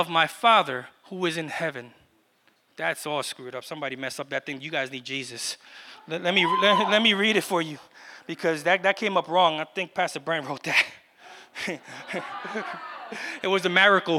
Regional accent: New York City, New York, United States; moved away; I was from Brooklyn

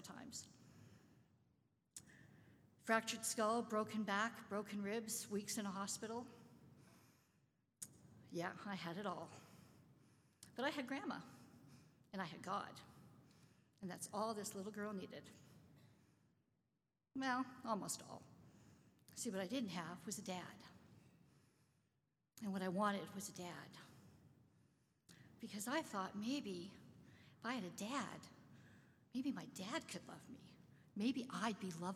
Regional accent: Winnipeg, Manitoba, Canada; also born or lived in London, Ontario; we moved from London, Ontario to Winnipeg to live with a person I had never

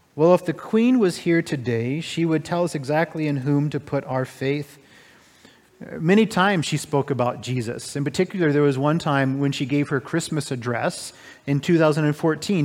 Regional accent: United States; now in Canada; I'm an American

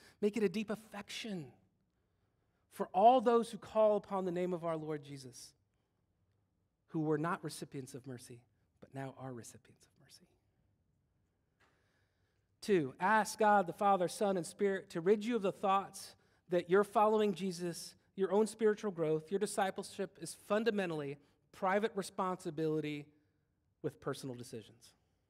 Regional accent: Germany; born there; My dad was born, I was born in West Germany, because that was a place at one point.

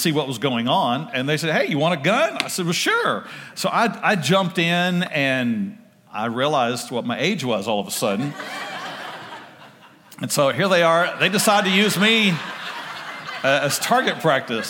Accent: Oak Cliff, Ovilla, Texas, United States; We moved from Oak Cliff, moved to Ovilla

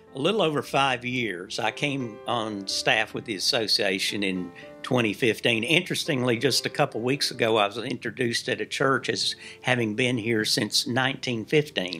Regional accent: Kentucky, United States; moved away as an adult; also born or lived in North Carolina / Virginia; my home state

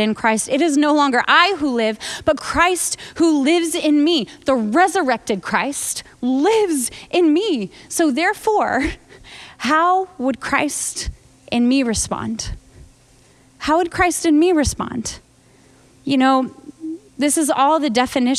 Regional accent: United States; I'm American

